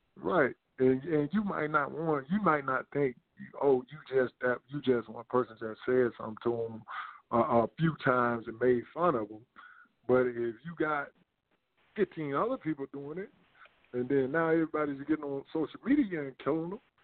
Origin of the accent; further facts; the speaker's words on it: Demopolis, Alabama, United States; moved away; the community center that I that I created along with the city in my hometown in Demopolis